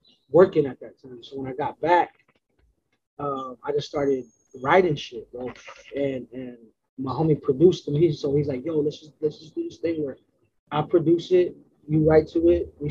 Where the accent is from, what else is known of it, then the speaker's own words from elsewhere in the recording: West Coast, United States; I'm from the West Coast